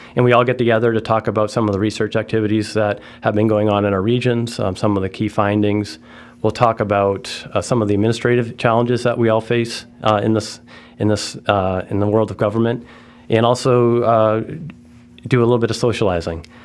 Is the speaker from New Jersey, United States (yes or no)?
no; Martha's Vineyard, Massachusetts, United States; I grew up in Martha's Vineyard.